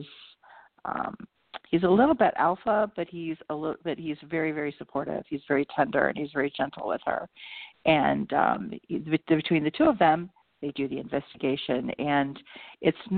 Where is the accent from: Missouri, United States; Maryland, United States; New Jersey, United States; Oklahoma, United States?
Maryland, United States; Baltimore; moved away as an adult; also born or lived in Cincinnati, Ohio; I grew up in the Baltimore area